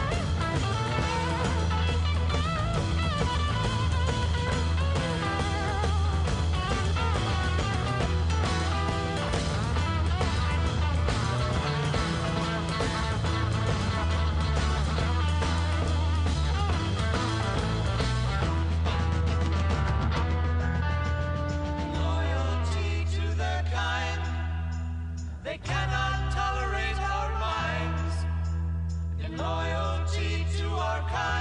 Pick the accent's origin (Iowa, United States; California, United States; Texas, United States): California, United States; San Francisco; It's my hometown